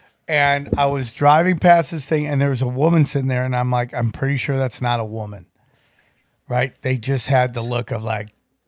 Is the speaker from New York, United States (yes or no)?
no; Philadelphia, Pennsylvania, United States; I'm from Philly, dog.